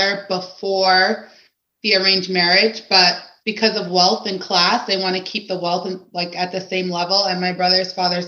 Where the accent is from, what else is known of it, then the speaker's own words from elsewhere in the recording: Fairfax County, Virginia, United States; I was actually born in Virginia, Fairfax County